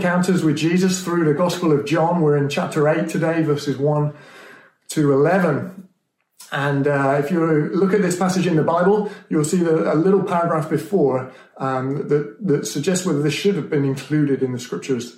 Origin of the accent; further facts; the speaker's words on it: Stroud, South West England, United Kingdom; I grew up in Stroud in Gloucestershire